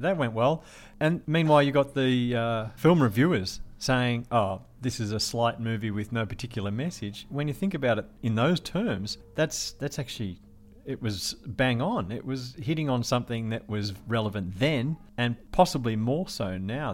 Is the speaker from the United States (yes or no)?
no; Melbourne, Victoria, Australia; Port Melbourne, which was where I was growing up